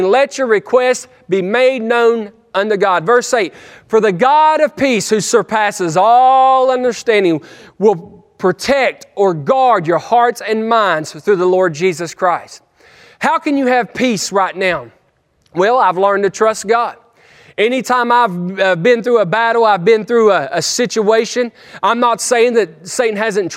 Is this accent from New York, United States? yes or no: no; West Virginia, United States; I'm a hillbilly from West Virginia